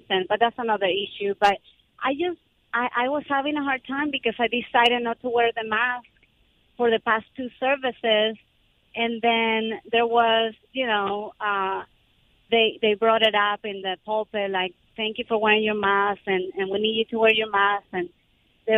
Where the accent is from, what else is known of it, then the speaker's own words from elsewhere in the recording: Venezuela; now in United States; I'm from Venezuela, but I became a citizen about 8 years ago.